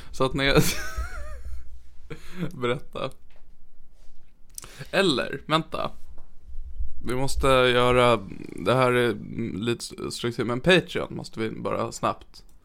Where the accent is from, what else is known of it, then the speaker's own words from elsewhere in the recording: Norrland, Sweden; accent: Norrland; jag kan ju läsa den i min norrländska här i podden så att folk hör vad innehållet är.